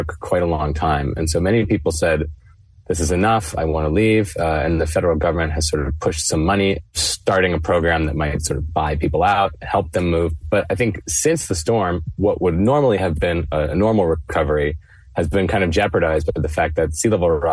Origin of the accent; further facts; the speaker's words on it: Florida, United States; moved away; I'm from Florida originally, and people from Florida pride themselves on being quite resilient to hurricanes